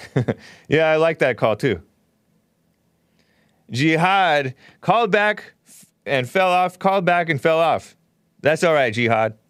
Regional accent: United States; I'm American

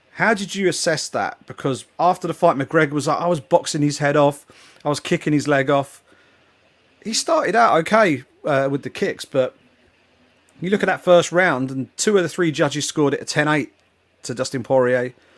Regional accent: England, United Kingdom; being an English football fan.

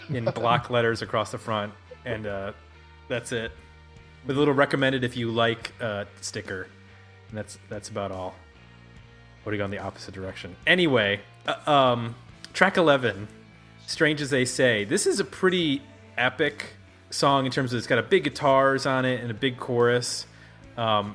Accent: Buffalo, New York, United States; moved away; also born or lived in Detroit / Ohio; Growing up in Buffalo

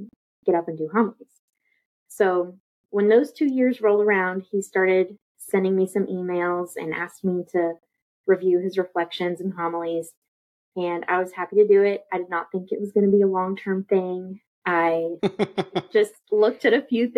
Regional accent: Houston, Texas, United States; also born or lived in Corpus Christi, Texas; I live in Houston, Texas. Been here pretty much my whole life. We moved here when I was 7 from Corpus Christi for my dad's job

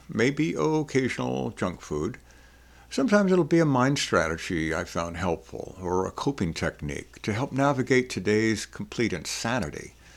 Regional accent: New Orleans, Louisiana, United States; I grew up in New Orleans

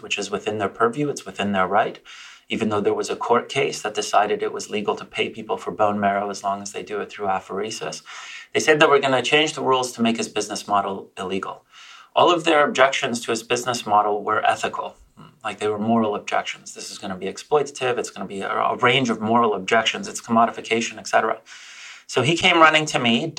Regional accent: Canada; also born or lived in Poland; now in United States; I'm a Canadian, Polish by birth

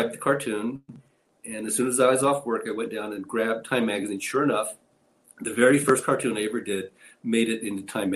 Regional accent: Oceanside, California, United States; moved away as an adult; now in Utah, United States; So I grew up in Oceanside, California

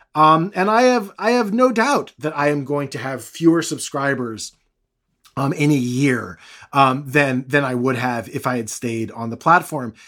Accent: United States; I'm, I'm American

